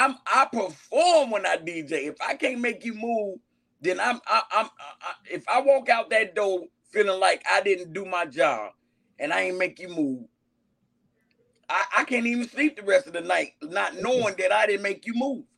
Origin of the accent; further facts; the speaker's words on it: Chicago, Illinois, United States; I'm from Augil Gardens, Block 5